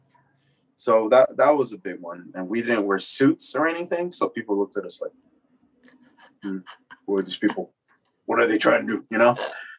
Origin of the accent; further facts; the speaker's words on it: Los Angeles, California, United States; I'm from Northeast LA. I've seen people blow up in front of me too